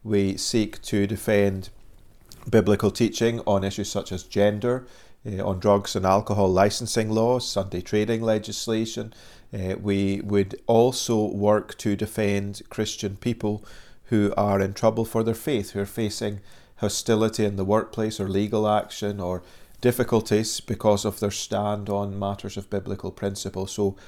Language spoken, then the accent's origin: English; Dundee, Scotland, United Kingdom; moved away as an adult; now in Northern Ireland, United Kingdom; if people are wondering about the accent, originally I come from Dundee on the east coast of Scotland.